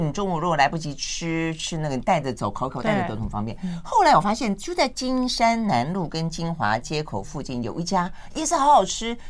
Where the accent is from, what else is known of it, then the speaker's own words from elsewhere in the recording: Tainan, Taiwan; 我在台南一直有一小时候，那哎那时候高中的时候，我们还去外面觅食